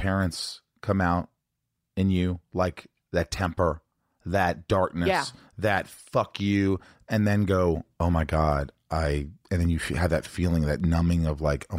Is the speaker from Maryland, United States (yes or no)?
no; Indiana, United States; In Indiana, but hang on.